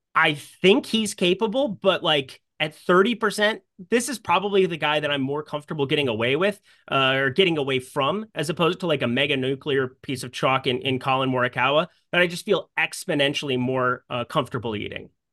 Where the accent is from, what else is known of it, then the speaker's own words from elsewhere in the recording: Sioux Falls, South Dakota, United States; We had the same golf coach growing up in Sioux Falls, South Dakota